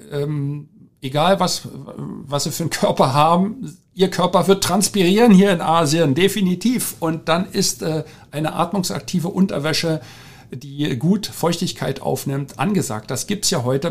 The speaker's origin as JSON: {"language": "German", "region": "Berlin", "country": "Germany", "tie": "born or raised there", "also_born_or_lived": "Asia", "moved": "yes", "said": "Ich bin gebürtiger Deutscher, äh, groß geworden in Berlin, in Rudo"}